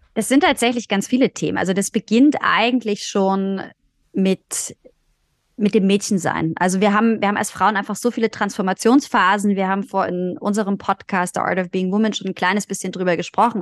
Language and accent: German; Germany; wir sind in Deutschland geboren